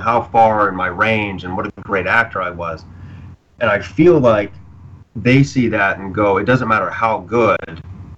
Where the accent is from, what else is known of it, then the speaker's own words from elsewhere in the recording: Arkansas, United States; No, I'm from Arkansas, from the South.